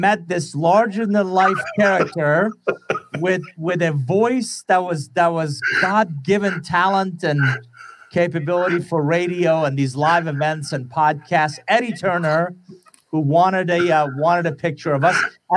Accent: Iran; English is a second language; now in United States; I'm originally from Iran, came to the U.S. in 1981 with a suitcase, $100, didn't know anybody, didn't speak a word of English.

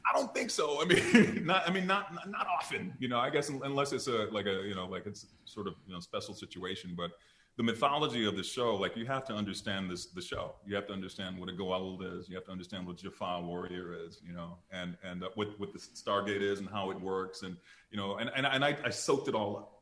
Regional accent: Detroit, Michigan, United States; I'm from Detroit, Michigan

